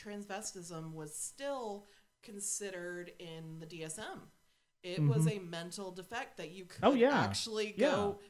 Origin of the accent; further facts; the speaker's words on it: the South, United States; I mean, we grew up in the South